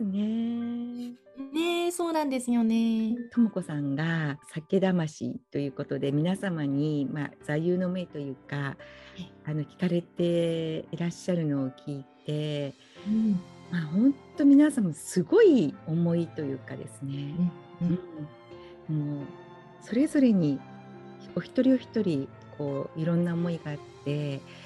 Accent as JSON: {"language": "Japanese", "region": "Fukuoka", "country": "Japan", "tie": "born or raised there", "moved": "as an adult", "lives_now": "Hawaii, United States", "said": "私福岡出身なんですよ"}